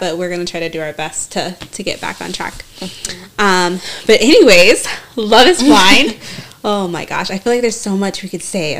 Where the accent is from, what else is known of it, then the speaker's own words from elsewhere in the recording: Seattle, Washington, United States; I'm from Seattle.